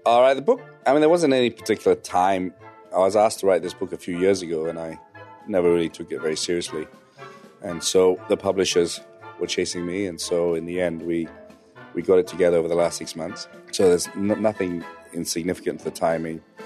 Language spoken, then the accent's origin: English; London, United Kingdom; I grew up in West London